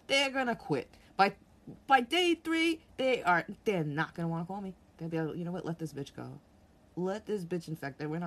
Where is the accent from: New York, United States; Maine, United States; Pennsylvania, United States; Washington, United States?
New York, United States; being a New Yorker, I was born and raised here. I grew up here